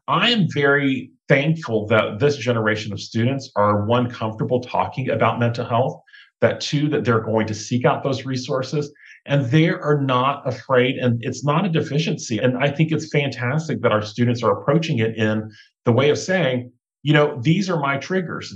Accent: South Georgia, United States; moved away; also born or lived in Thailand (mother's origin); I grew up in South Georgia with my brother, my older sister, my younger brother, my mom and dad

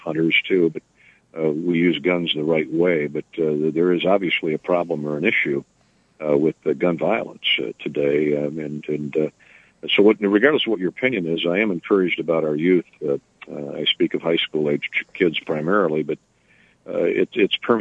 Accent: Cascade, Iowa, United States; growing up in Cascade, a little small town, Dubuque County

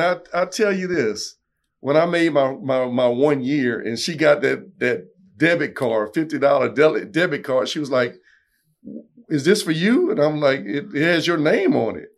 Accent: South Louisiana, United States; I'm from South Louisiana

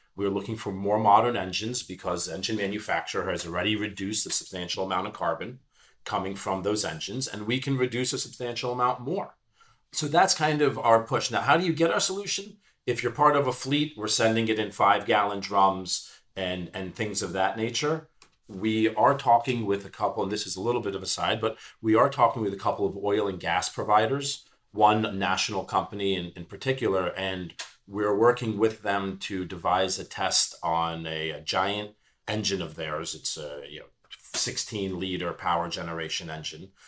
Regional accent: New York City, New York, United States; I'm a New York City guy. I was born and bred in Manhattan

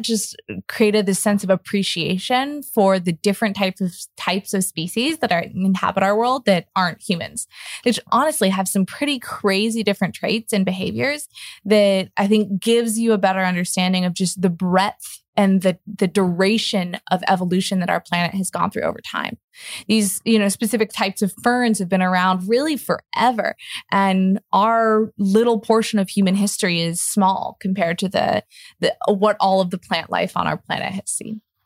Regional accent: Seattle, Washington, United States; I grew up in Seattle, Washington, just around a lot of Douglas fir all the time

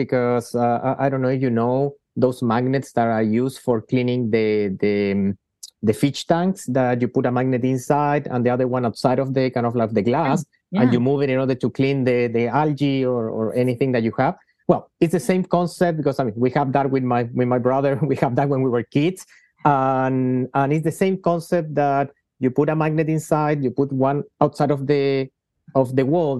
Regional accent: Chile; I'm half Spanish, half from Chile. I grew up in Chile, where I did my medical training

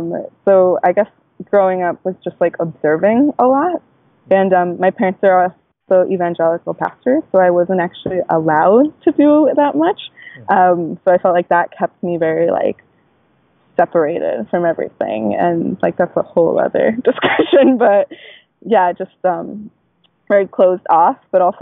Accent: Guatemala; And I was just like, no, I'm Latina. Like, I'm from Guatemala.

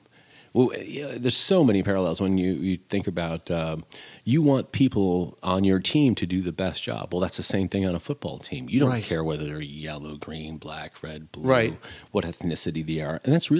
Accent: Beloit, Wisconsin, United States; moved away as an adult; also born or lived in Italy; now in New York, United States; I'm from Beloit, Wisconsin, and grew up in a Midwestern family, you know, Norwegian values, hardworking family.

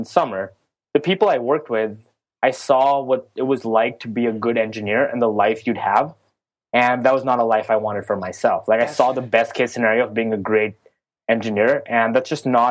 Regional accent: Oman; moved away as an adult; also born or lived in California, United States; now in New York, United States; I grew up in a small country called Oman in the Middle East. Moved to America when I was 17

